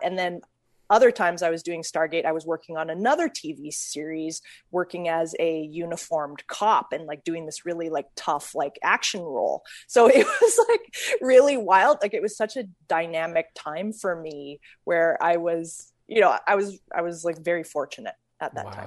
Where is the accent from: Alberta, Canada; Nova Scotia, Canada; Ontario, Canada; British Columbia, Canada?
Alberta, Canada; Calgary; now in United States; I was born in Calgary and I, um, I had a grandpa who was a well-known jazz musician in Calgary.